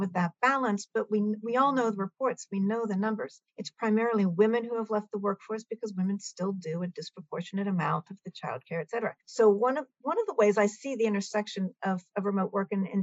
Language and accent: English; Milton, Massachusetts, United States; I happen to supervise a food pantry in my hometown of Milton, Massachusetts